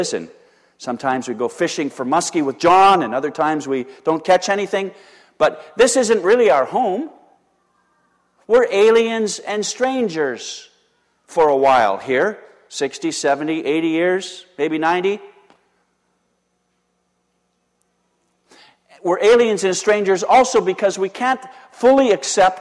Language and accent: English; Canada; I'm a Canadian citizen